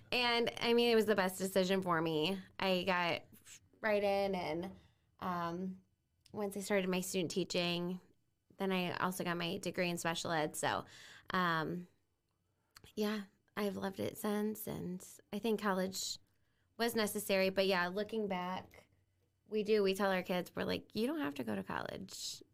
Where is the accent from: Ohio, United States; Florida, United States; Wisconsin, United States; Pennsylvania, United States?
Ohio, United States; Bryan; moved away as an adult; now in Fort Wayne, United States; Bryan, Ohio, I am one of four. My brother's the oldest. I'm the oldest girl. Um, grew up in sports, cheerleading, gymnastics, Um, we also grew up on a, a little farm